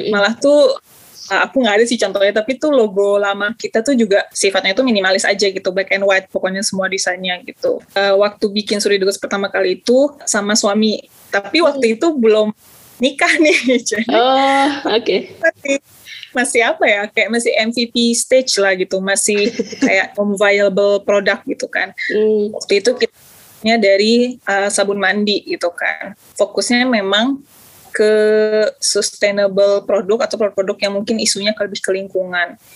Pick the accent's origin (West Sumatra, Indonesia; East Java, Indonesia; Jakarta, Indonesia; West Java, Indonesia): West Sumatra, Indonesia; Padang; kebetulan lahir besarnya itu di Sumatera Barat kalau besarnya di Kota Padang